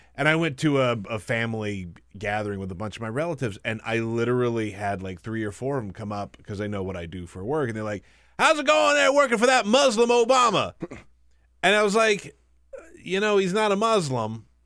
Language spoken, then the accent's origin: English; the South, United States; I grew up in the South